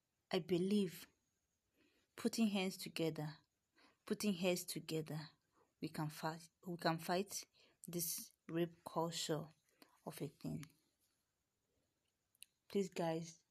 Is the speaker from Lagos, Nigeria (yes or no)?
no; Delta, Nigeria; I'm from Nigeria, Delta State precisely.